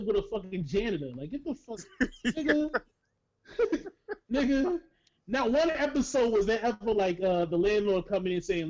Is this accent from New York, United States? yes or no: yes; New York, United States; I'm from New York.